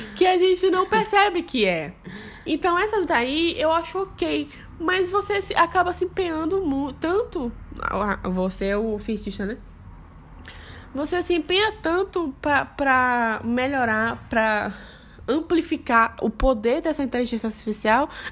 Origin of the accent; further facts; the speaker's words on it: Bahia, Brazil; now in Rio Grande do Sul, Brazil; eu sou baiana. Eu sou da Bahia.